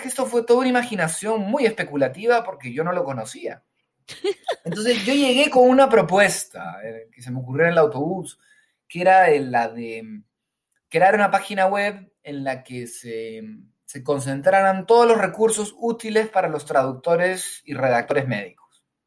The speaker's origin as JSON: {"language": "Spanish", "country": "Peru", "tie": "born or raised there", "also_born_or_lived": "Spain", "moved": "as an adult", "said": "nací en Perú, viví aquí en Perú los primeros 20 años de mi vida y después me fui a vivir a España"}